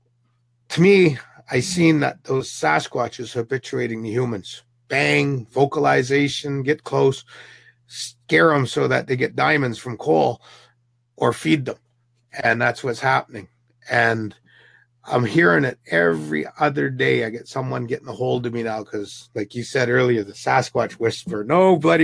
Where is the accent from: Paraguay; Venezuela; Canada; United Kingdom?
Canada; Indian reserves, Indian reserves. I grew up on them.